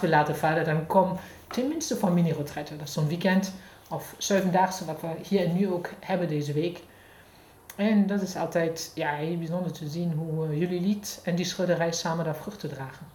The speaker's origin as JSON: {"language": "Dutch", "country": "Germany", "tie": "born or raised there", "accent": "German", "second_language": "Dutch", "moved": "yes", "said": "van geboorte kom ik uit Duitsland, dat is te horen."}